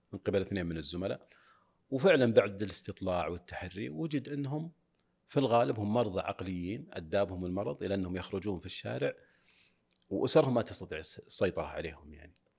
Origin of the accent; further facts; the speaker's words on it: Saudi Arabia; عندنا في السعوديه